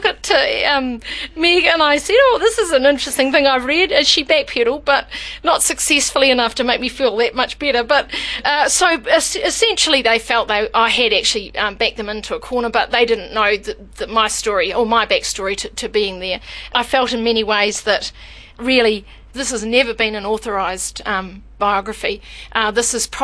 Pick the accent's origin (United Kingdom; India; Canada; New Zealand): New Zealand; accent: New Zealand; everything about me must take you back to New Zealand. My accent must remind you of it, my expressions, everything must take you back there